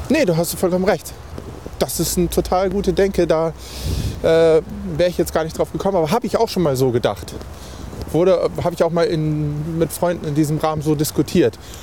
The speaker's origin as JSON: {"language": "German", "town": "Embsen", "region": "Lower Saxony", "country": "Germany", "tie": "born or raised there", "moved": "yes", "lives_now": "Hanover, Germany", "said": "ich bin in Emsen aufgewachsen, was ein kleiner beschaulicher Ort ist vor Lüneburg"}